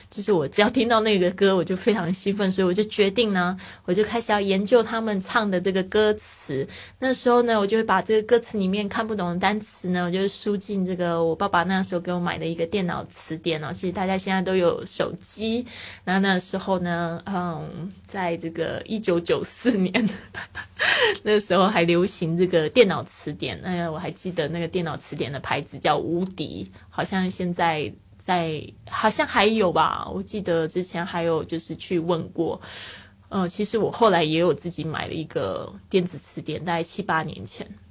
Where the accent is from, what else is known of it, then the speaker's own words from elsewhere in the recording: Kaohsiung, Taiwan; moved away as an adult; also born or lived in Taipei; 因为我是高雄人嘛，然后那时候到台北读书